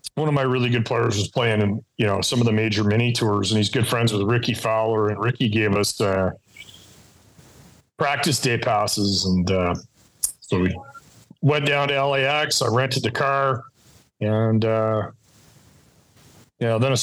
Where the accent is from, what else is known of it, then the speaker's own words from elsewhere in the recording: Winnipeg, Manitoba, Canada; moved away as an adult; now in California, United States; I'm from Winnipeg